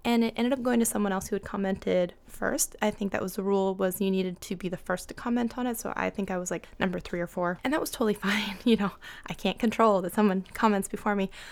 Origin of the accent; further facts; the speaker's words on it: Seattle, Washington, United States; I'm from Seattle